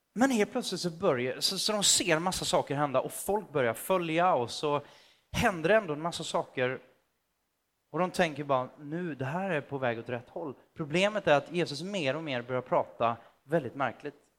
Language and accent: Swedish; Motala, Östergötland, Sweden; Jag växte upp i Motala, ganska nära Göta kanal